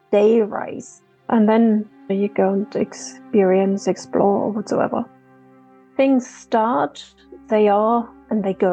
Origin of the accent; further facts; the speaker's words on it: Germany; Between Dresden and Berlin you know, Russia, not just what we know of Russia today, there were all these satellite uh, countries around it.